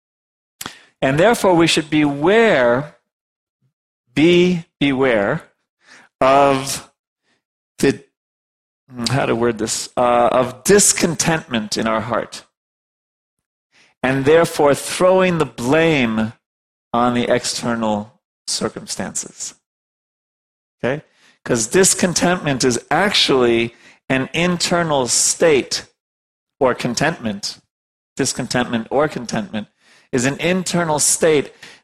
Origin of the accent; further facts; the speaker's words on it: New York, United States; I'm from New York